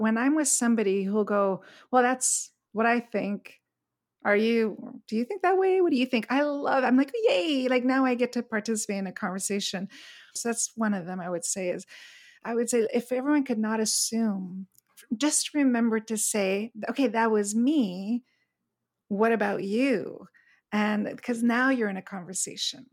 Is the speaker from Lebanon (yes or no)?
no; Montreal, Quebec, Canada; moved away as an adult; now in Palm Springs, United States; But I grew up in Montreal, where we had very clear, distinct four seasons